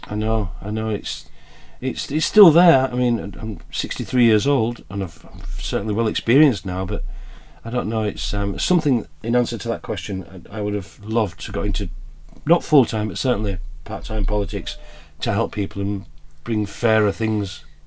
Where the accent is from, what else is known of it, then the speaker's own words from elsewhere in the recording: Huddersfield, Yorkshire and the Humber, United Kingdom; also born or lived in Glasgow / Jersey; Born and raised in Glasgow, but educated and grown up or brought up in uh, in Huddersfield.